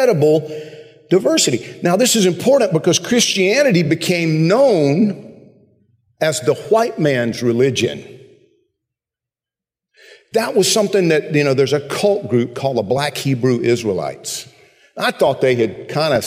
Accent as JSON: {"language": "English", "region": "Georgia", "country": "United States", "tie": "born or raised there", "said": "When I was growing up in Georgia"}